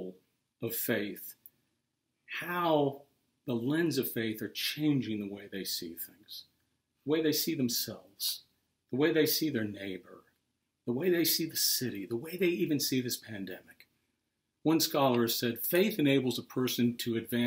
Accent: Pittsburgh, Pennsylvania, United States; moved away; I'm from Pittsburgh

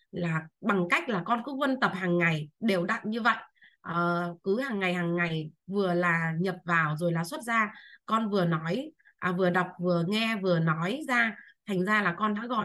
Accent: Bac Ninh, Vietnam; à, em sinh năm 1984 và em đến từ năm nay em 20 tuổi em đến từ Bắc Ninh ạ

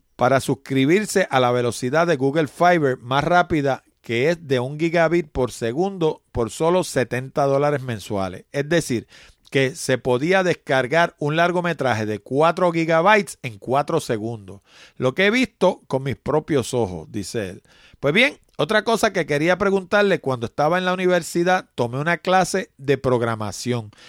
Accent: New York, United States; moved away; yo nací en Nueva York y me crié allá

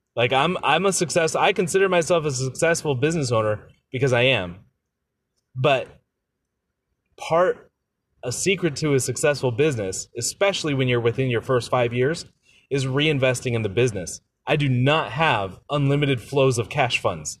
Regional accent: United States; as the American there

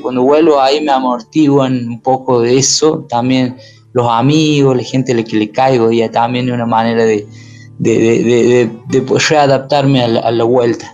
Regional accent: Córdoba, Argentina; also born or lived in Paravachasca valley, Córdoba; Soy de acá, soy de este pequeño pueblo donde la gente todavía anda eh, eh, caminando

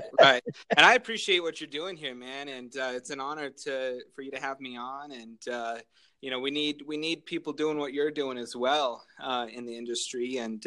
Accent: Greeley, Colorado, United States; I'm from Greeley, Colorado, native to Colorado. I grew up on a goat farm

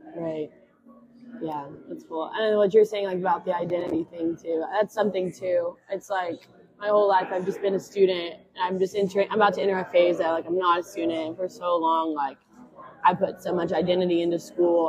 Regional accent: Jackson, Tennessee, United States; moved away as an adult; also born or lived in Birmingham, Alabama; now in Memphis, United States; I'm originally from Jackson, Tennessee, so not too far. But yeah, I'm a West Tennessee girl through and through

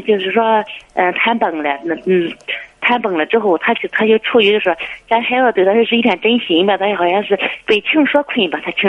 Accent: Pingyuan, Shandong, China; 我是山东平原的。

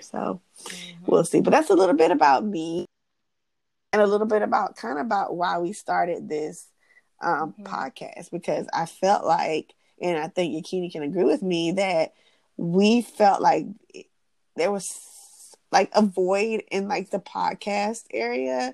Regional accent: Atlanta, Georgia, United States; I'm born and raised in Atlanta.

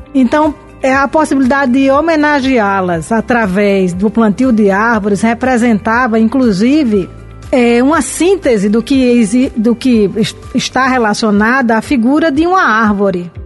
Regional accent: Brazil; moved away

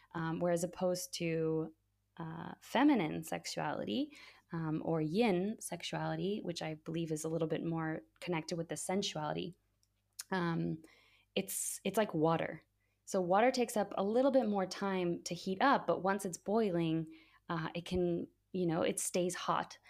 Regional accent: United States; growing up in the States

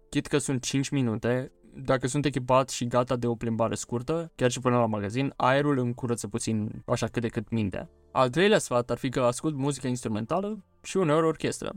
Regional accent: Romania; noi, ca români

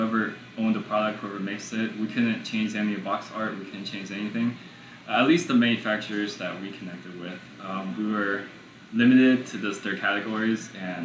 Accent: New York City, New York, United States; now in Houston, United States; We were born here in Houston, but we lived in New York, in Brooklyn, for about 11, 12 years, and then came back here to Houston. So my childhood, I was raised in Brooklyn, but my adulthood is here in Houston.

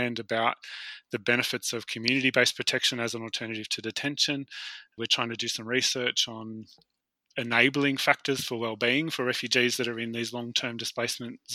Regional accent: Australia; as an Australian or Westerner type person

